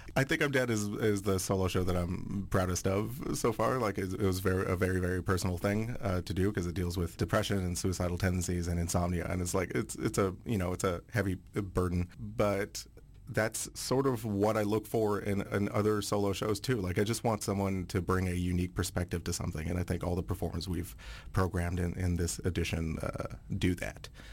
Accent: Aylmer, Quebec, Canada; first language French; English is a second language; moved away as an adult; also born or lived in Montreal; now in Vancouver, Canada; I grew up in Aylmer, which is, like, right on the Gatineau side

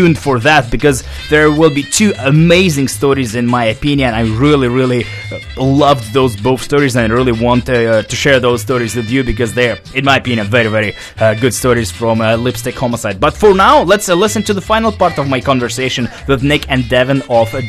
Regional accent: Russia; now in Vancouver, Canada; back home in Russia, in my hometown

